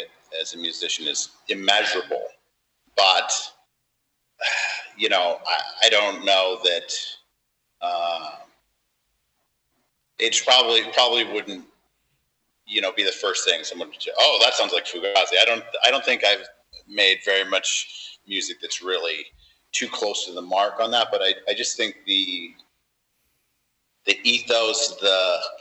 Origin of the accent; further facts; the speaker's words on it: San Diego, California, United States; I'm from San Diego